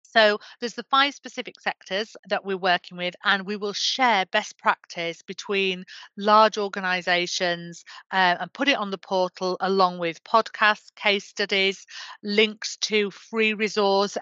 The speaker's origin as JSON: {"language": "English", "region": "Yorkshire and the Humber", "country": "United Kingdom", "said": "I'm from Yorkshire"}